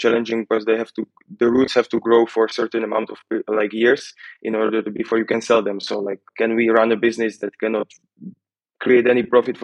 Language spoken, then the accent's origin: English; Slovakia; we are from Slovakia, like Slavic.